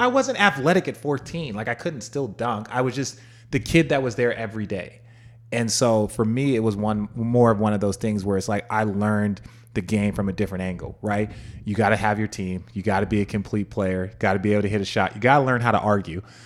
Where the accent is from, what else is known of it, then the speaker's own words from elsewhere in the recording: Phoenix, Arizona, United States; also born or lived in Los Angeles; I grew up in Phoenix